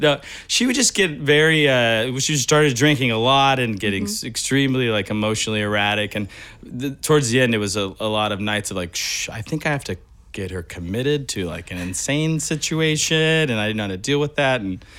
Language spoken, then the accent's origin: English; Bakersfield, California, United States; moved away; I'm from Bakersfield, California